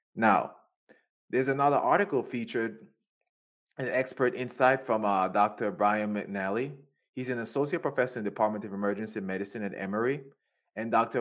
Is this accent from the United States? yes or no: no; Jamaica; I'm from Jamaica